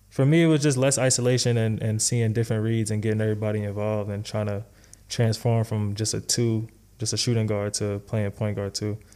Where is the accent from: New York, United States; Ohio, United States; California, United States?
New York, United States; I'm from New York, bro. So, so I mean, like isolation. I feel like I grew up, you know, playing like